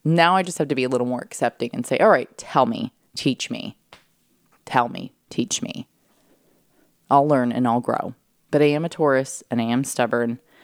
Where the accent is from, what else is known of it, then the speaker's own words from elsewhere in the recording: San Diego, California, United States; moved away as an adult; also born or lived in Florida / New York City; I came from San Diego